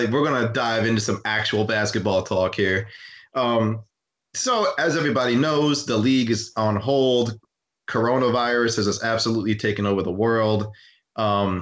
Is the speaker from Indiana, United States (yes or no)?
no; Michigan, United States; moved away; I'm from Michigan originally